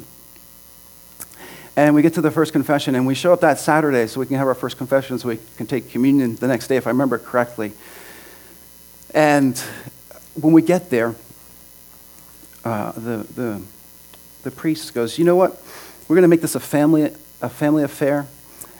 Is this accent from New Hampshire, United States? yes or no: yes; Hampton, New Hampshire, United States; also born or lived in Exeter, New Hampshire; I grew up on the seacoast of New Hampshire. Anyone ever been to Hampton Beach? That's where I'm from. That's where I grew up.